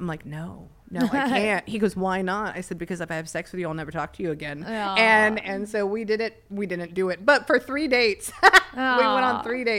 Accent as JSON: {"language": "English", "town": "Pasadena", "region": "California", "country": "United States", "tie": "born or raised there", "said": "technically I'm like half Mexican, right? Because I grew up in Pasadena."}